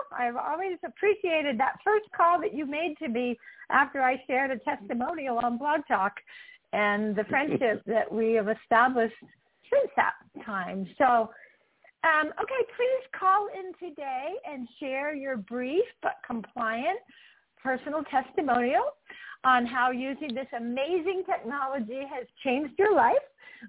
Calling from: Utah, United States; As I said, I'm calling in from Utah.

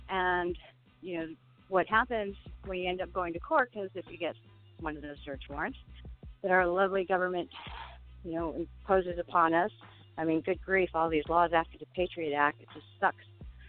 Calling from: California, United States; Hi, I'm calling from Southern California.

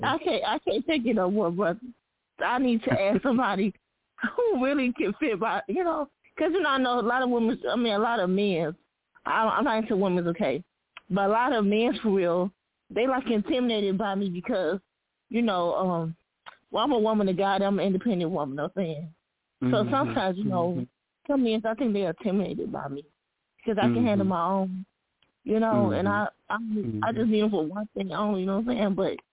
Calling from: Wayne, Michigan, United States; I'm calling from Wayne, Michigan.

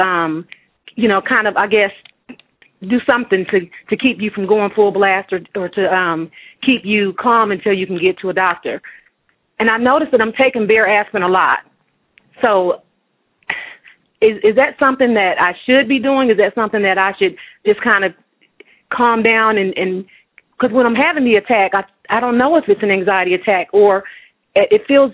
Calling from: Atlanta, Georgia, United States; I'm actually calling from the Atlanta area

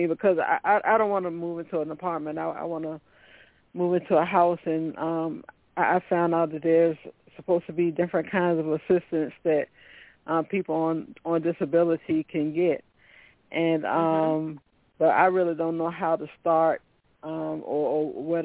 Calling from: Virginia, United States; Hello. Good evening. … I'm calling from Virginia.

